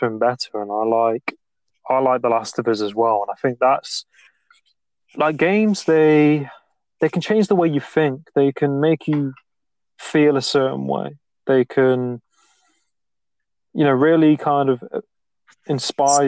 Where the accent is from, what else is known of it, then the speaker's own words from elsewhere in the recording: England, United Kingdom; I'm English myself